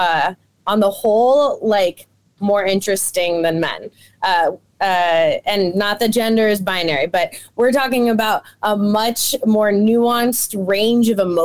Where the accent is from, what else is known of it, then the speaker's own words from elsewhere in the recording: Oakland, California, United States; I grew up in Oakland, California